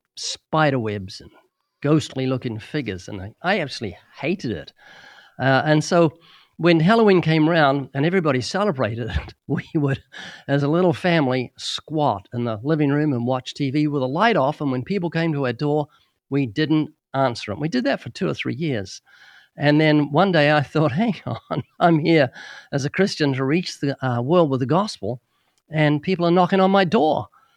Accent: New Zealand; moved away as an adult; now in United States; When we came to the U.S. in 1989, we came from New Zealand, which is a fairly isolated country.

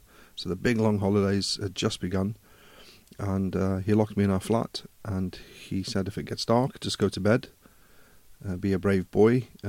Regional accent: Durban, KwaZulu-Natal, South Africa; also born or lived in Glasgow, United Kingdom; But I was born in Glasgow. I know I don't have a big Scottish accent. But when I was three, we emigrated to South Africa. My dad, my mum, we ended up living in Durban

